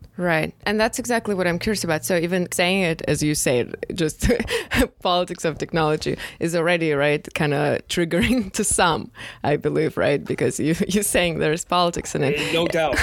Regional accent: Moscow, Russia; moved away; growing up in Moscow, which is like megapolis, there you can definitely live without a car

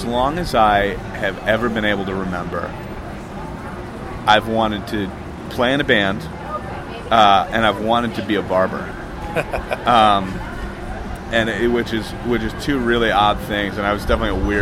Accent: Hartford, Connecticut, United States; moved away as an adult; now in Boston, United States; I grew up in the Hartford area

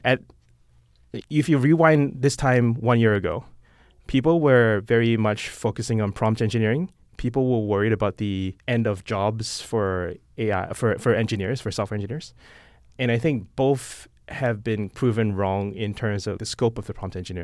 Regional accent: Singapore; moved away as an adult; now in San Francisco, United States; I'm not American. I'm Singaporean

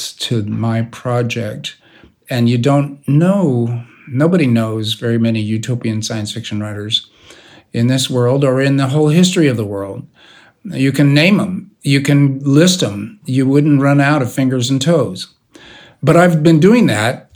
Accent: United States; I am an American science fiction writer

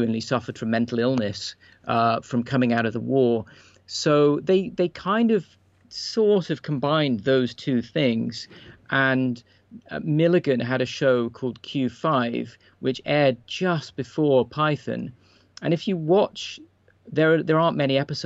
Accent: United Kingdom; as a British person

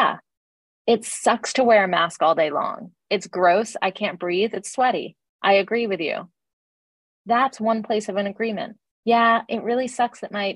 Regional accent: Atlanta, Georgia, United States; I grew up in Atlanta in the South in the 80s and 90s, very much a black and white town

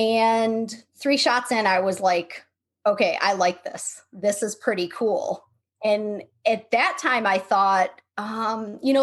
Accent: Buffalo, New York, United States; now in Seattle, United States; We're from Buffalo, New York, but we live in Seattle now

